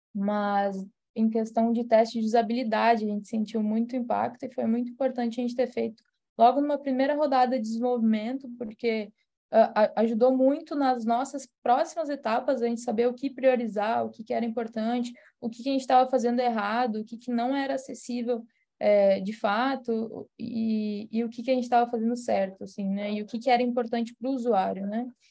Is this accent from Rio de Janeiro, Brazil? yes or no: no; Rio Grande do Sul, Brazil; eu sou de, de São Paulo no Rio Grande do Sul